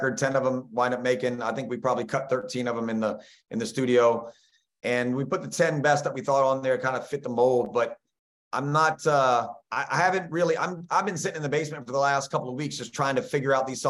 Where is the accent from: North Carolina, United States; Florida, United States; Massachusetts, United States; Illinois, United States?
Florida, United States; Brooksville; my hometown in Brooksville, Florida, small little place where you'd never see me